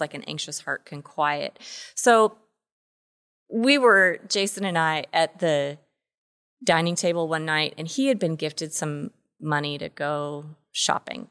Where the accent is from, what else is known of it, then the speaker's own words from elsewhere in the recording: Washington, United States; moved away; also born or lived in Texas; I grew up in Washington State